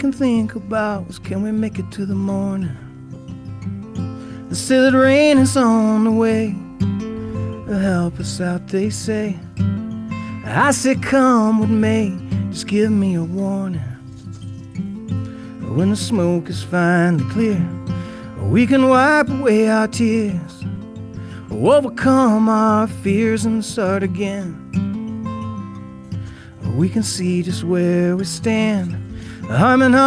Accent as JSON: {"language": "English", "town": "Tupelo", "region": "Mississippi", "country": "United States", "tie": "born or raised there", "moved": "yes", "lives_now": "Ogden, United States", "said": "I'm from Tupelo, Mississippi"}